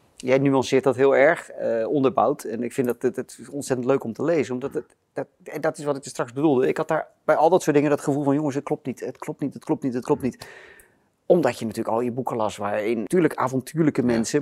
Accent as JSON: {"language": "Dutch", "town": "Rotterdam", "region": "South Holland", "country": "Netherlands", "tie": "born or raised there", "said": "Ik ben in Rotterdam geboren"}